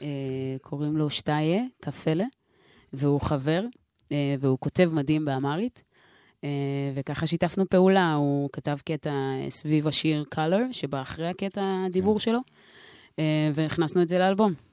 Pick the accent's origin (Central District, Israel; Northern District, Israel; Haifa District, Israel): Northern District, Israel; Nof HaGalil; now in Jaffa, Israel; במקור uh, נצרת עילית. Um, עכשיו גרה ביפו.